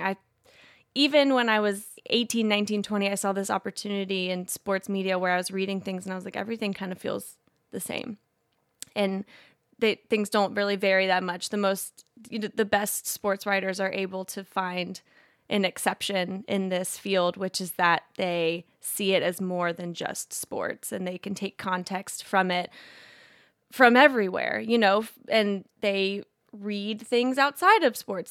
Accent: Indiana, United States; growing up in Indiana, having family from, all from Kentucky, both sides

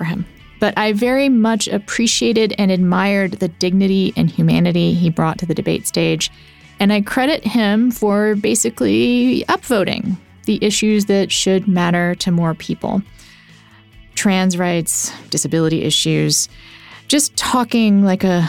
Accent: Texas, United States; growing up in Texas

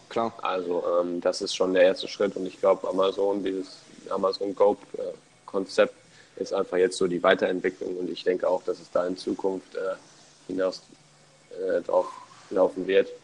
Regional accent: Germany; now in United States; bei uns in Deutschland

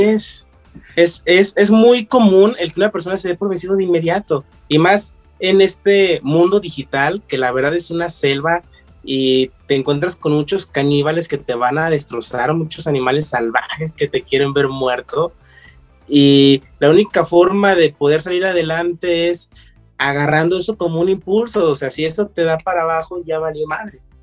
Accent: León, Guanajuato, Mexico; yo como buen leonés me dedicaba al calzado

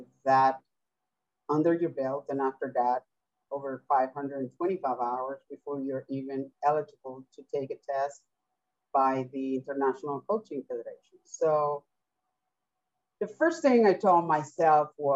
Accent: Venezuela; English is a second language; moved away; I am originally from Venezuela, and I came here to study English, so that's my second language

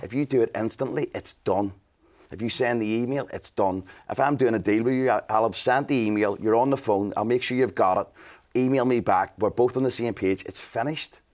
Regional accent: Belfast, Northern Ireland, United Kingdom; growing up in Belfast

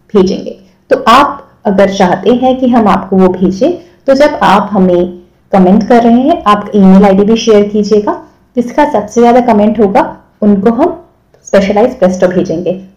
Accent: Kolkata, West Bengal, India; मैं खुद भी कलकत्ता से हूँ

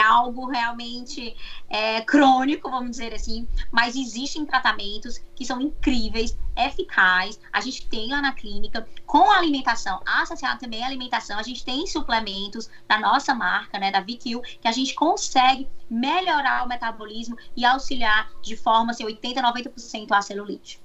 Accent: Fortaleza, Ceará, Brazil; moved away as an adult; now in United States; sou de Fortaleza. Quando eu saí de Fortaleza para cá, eu já atendia em Fortaleza

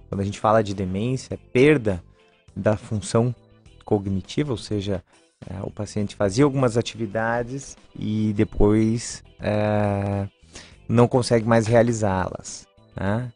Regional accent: Lages, Santa Catarina, Brazil; eu sou catarinense, sou de Lages, mas o meu avô veio do, do Líbano.

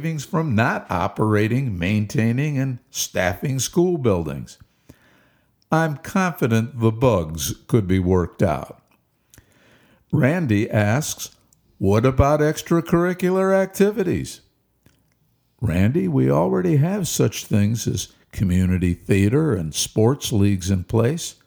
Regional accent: Cleveland, Ohio, United States; from my hometown of Cleveland

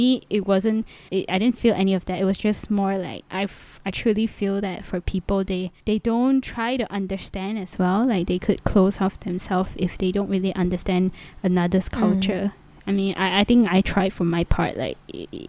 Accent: Malaysia; moved away; I'm from Malaysia

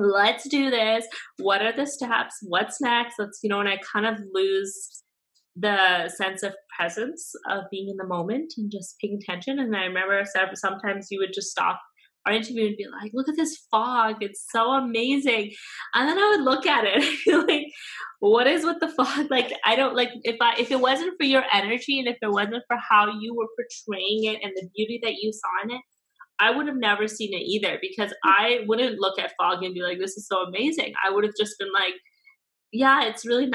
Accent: Vancouver, British Columbia, Canada; also born or lived in Burnaby / Langley; I grew up here in the Lower Mainland my whole life, right? And you know, first in Vancouver, and then we lived in Burnaby for a while, and now we're in Langley

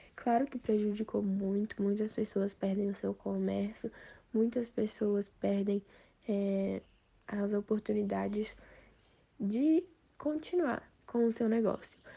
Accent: Brasília, Federal District, Brazil; eu sou de Brasília DF

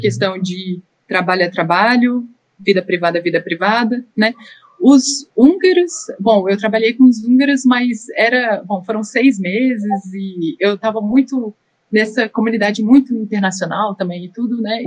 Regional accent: Brazil; moved away as an adult; now in Austria; eu sou brasileira

